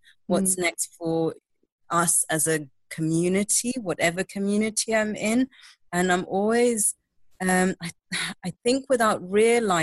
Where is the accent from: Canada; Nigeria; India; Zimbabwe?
Zimbabwe; I grew up in Zimbabwe. I was born and raised there